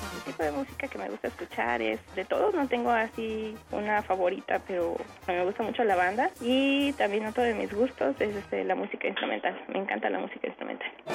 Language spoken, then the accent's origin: Spanish; Tetecala, Morelos, Mexico; Nací en Tetecala, el 14 de enero de 1992.